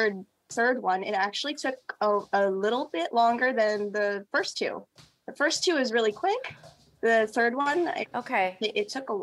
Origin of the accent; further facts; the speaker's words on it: Philippines; I am Filipina.